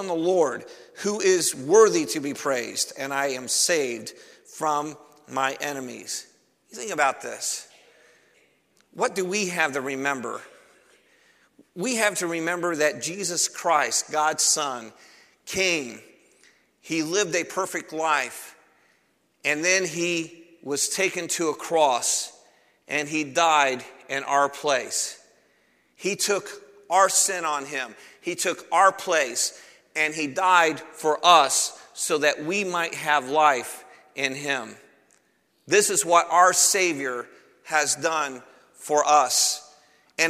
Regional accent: Cleveland, Ohio, United States; I'm from Cleveland, Ohio, and I remember when I was in third grade, I would walk to school

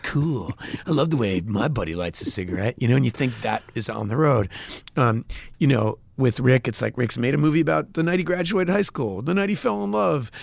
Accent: United States; as an American artist

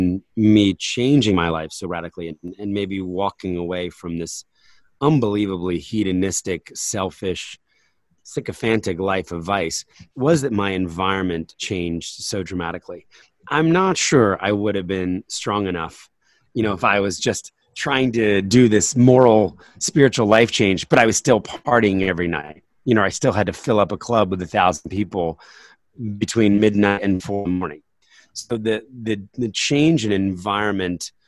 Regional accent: New Jersey, United States; now in Pennsylvania, United States; I grew up in New Jersey, you know, there were ponds around us

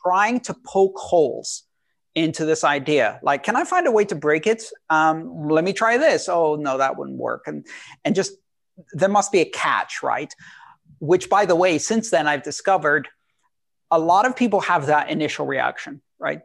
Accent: Greece; I, I grew up in Greece.

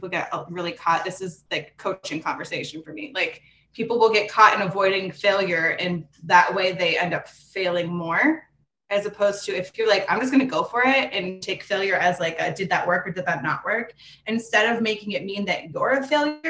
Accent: Pittsburgh, Pennsylvania, United States; moved away as an adult; now in Los Angeles, United States; I'm from Pittsburgh, Pennsylvania, originally.

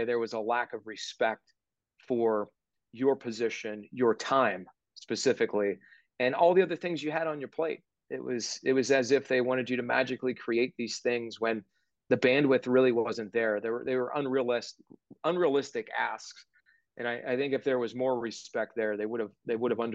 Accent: Johnstown, Pennsylvania, United States; moved away; the NBC station back in my hometown

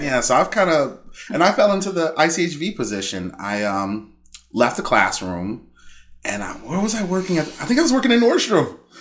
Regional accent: Chicago, Illinois, United States; born and raised in Chicago. I grew up in Roseland

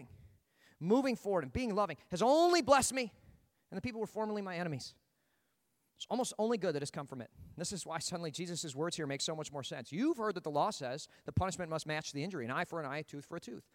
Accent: United States; as an American

